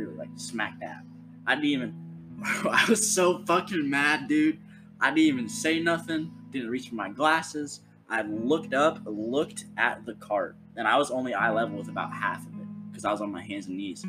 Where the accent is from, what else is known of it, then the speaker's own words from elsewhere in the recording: Ohio, United States; I'm like, Ohio